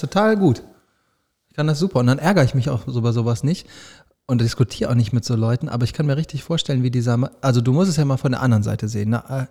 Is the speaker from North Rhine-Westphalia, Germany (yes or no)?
yes; Düsseldorf, North Rhine-Westphalia, Germany; Als Düsseldorfer sage ich